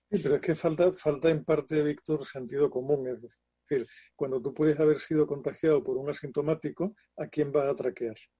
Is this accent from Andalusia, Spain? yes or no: yes; Andalusia, Spain; como buen andaluz salí como, o sea, he sido cofrade durante años